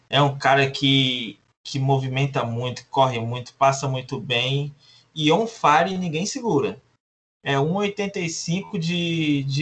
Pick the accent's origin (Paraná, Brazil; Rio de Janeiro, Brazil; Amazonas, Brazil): Amazonas, Brazil; Manaus; Sou de Manaus